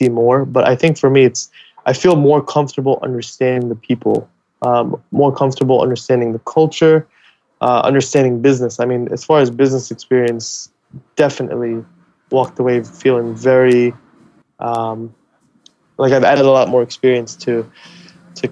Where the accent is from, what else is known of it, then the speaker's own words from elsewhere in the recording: United States; also born or lived in Middle East; I moved to the U.S. when I was 7